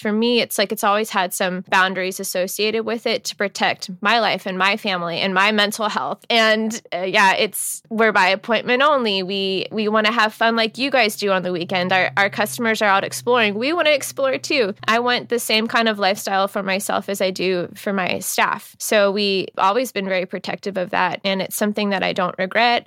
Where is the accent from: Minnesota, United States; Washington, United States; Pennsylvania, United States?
Washington, United States; Seattle; also born or lived in Texas / Florida / Tennessee; I was born down in the South in Texas, and I spent some time living in Texas and Florida, and I went to college in Tennessee. But for the most part, I grew up right here in Seattle